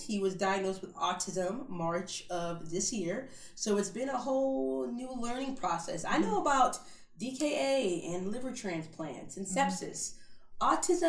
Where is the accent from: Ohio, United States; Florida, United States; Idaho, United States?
Florida, United States; Kissimmee; Born and raised in Central Florida, kind of Kissimmee, Disney, Orlando area. I'm probably the only person that's ever like born and raised in Florida.